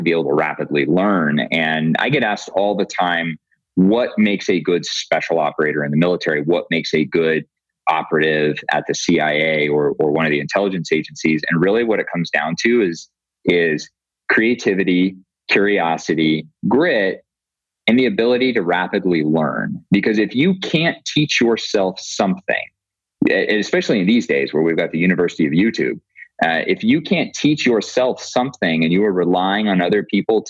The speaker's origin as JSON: {"language": "English", "region": "Montana", "country": "United States", "tie": "born or raised there", "moved": "as an adult", "said": "I grew up in Montana."}